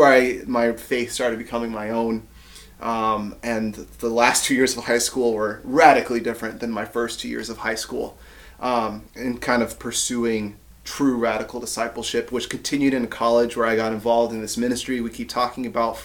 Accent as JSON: {"language": "English", "town": "Ypsilanti", "region": "Michigan", "country": "United States", "tie": "born or raised there", "also_born_or_lived": "Grand Rapids, Michigan", "moved": "as an adult", "lives_now": "Maryland, United States", "said": "where I grew up in Ypsilanti, Michigan"}